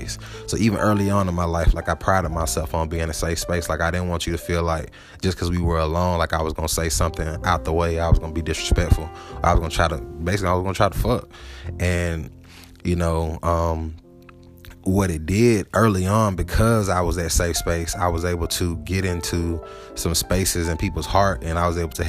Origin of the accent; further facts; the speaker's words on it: Atlanta, Georgia, United States; moved away as an adult; also born or lived in Huntsville; growing up in Atlanta